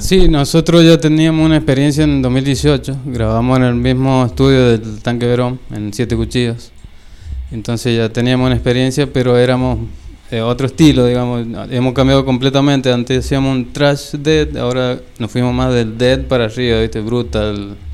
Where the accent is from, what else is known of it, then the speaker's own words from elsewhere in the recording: Jocolí Viejo, Mendoza, Argentina; Yo soy de Jocolí Viejo